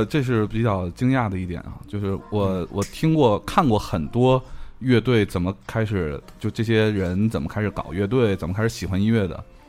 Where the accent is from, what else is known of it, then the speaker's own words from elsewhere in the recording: Tianjin, China; 我作为一个天津人，我用的都是红棉吉他。